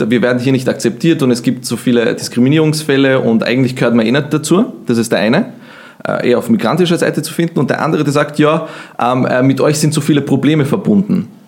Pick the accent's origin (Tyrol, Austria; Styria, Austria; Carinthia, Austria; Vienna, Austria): Vienna, Austria; Wien ist meine Heimat, würde ich auch sagen.